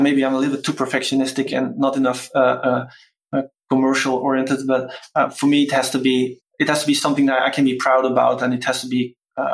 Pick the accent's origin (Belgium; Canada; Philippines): Belgium; born or raised there